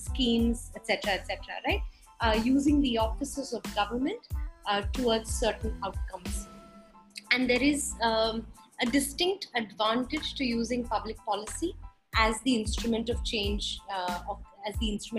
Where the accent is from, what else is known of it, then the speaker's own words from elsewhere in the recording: Mumbai, Maharashtra, India; I'm from Bombay